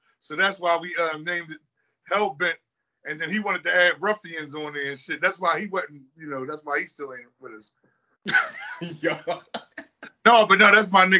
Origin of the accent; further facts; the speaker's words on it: Philadelphia, Pennsylvania, United States; I'm from Silver Street